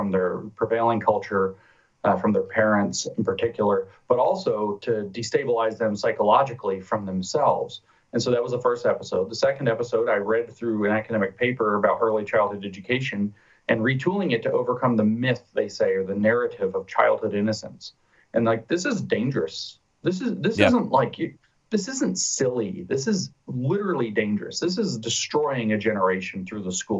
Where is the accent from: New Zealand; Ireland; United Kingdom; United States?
United States; Being American